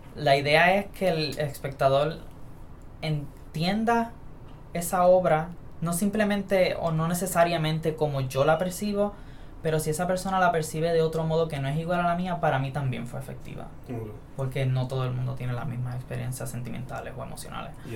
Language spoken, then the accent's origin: Spanish; San Sebastián, Puerto Rico; now in Mayagüez, Puerto Rico; Soy de San Sebastián. Eh, me hospedo aquí en Mayagüez. Y nací aquí también en Mayagüez